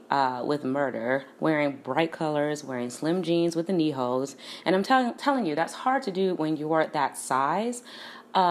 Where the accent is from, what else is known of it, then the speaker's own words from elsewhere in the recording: Chicago, Illinois, United States; I'm from Chicago